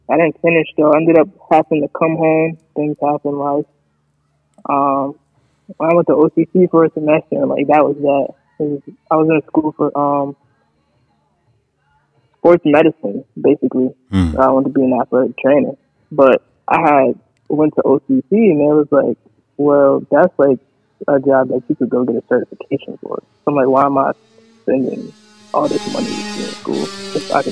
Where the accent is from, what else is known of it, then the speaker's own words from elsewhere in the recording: Syracuse, New York, United States; Syracuse, New York.